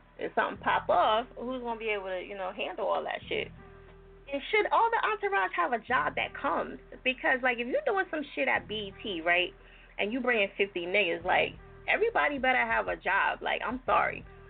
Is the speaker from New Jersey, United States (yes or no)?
yes; New Jersey, United States; I'm from Jersey